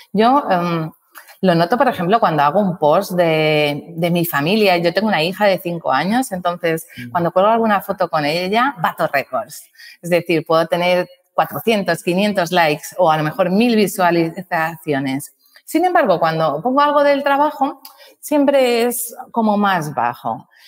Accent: Balearic Islands, Spain; yo soy la mallorquina

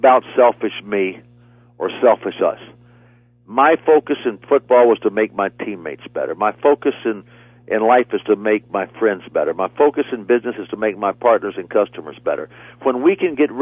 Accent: Athens, Georgia, United States; I was an Athens, Georgia boy.

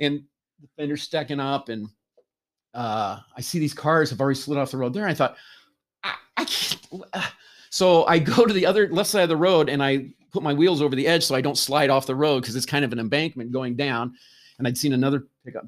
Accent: Nebraska, United States; moved away; I grew up in Nebraska

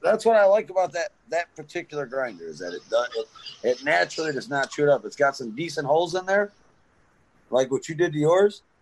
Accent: Detroit, Michigan, United States; now in Grayling, United States; I'm from Detroit area. Um, I now live in Grayling.

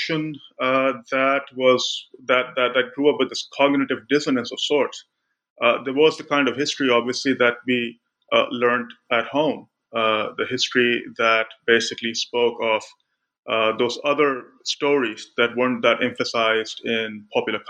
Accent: Karachi, Sindh, Pakistan; also born or lived in Lahore; I grew up in Pakistan. I grew up in Karachi.

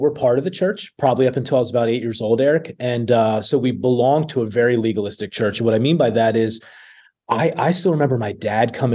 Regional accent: Gilbertsville, Pennsylvania, United States; moved away as an adult; now in York, United States; I grew up in small town Gilbertsville, PA. Nobody knows where that is. So I typically tell people it's outside of Philadelphia

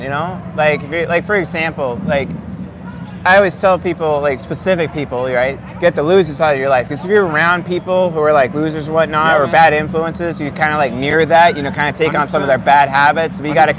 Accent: San Juan Islands, Washington, United States; I'm from the San Juan Islands, man.

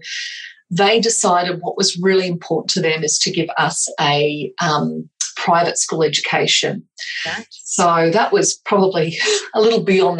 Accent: Australia; also born or lived in England; I was born in England, and my parents immigrated over to Australia when I was about 5 or 6

